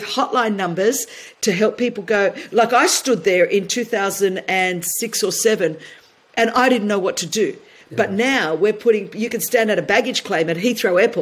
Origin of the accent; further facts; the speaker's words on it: Sydney, New South Wales, Australia; growing up in Blacktown in Sydney, Australia, the only Greek ethnic minority immigrant.